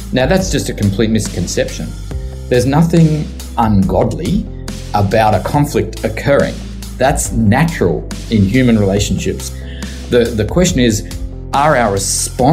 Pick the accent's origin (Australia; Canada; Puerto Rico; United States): Australia; Sydney, New South Wales; I was born in Sydney and have lived all my life in Sydney